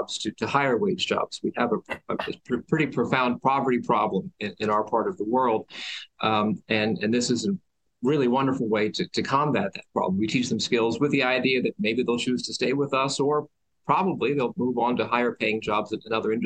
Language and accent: English; Boyertown, Pennsylvania, United States; born or raised there; moved away as an adult; also born or lived in Philadelphia / Ithaca, New York